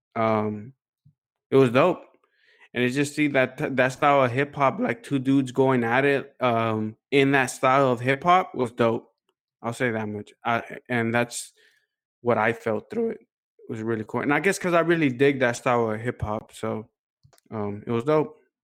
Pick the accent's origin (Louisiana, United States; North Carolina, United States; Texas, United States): Texas, United States; Houston; we're from Houston